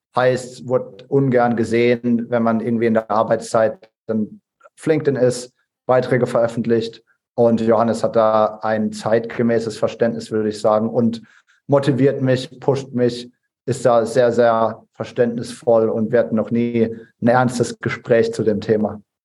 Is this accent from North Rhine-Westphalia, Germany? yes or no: no; Ladenburg, Baden-Württemberg, Germany; aus meiner Heimatstadt Ladenburg